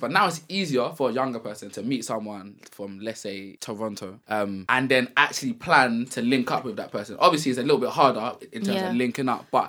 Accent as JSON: {"language": "English", "region": "London", "country": "United Kingdom", "said": "we're from East"}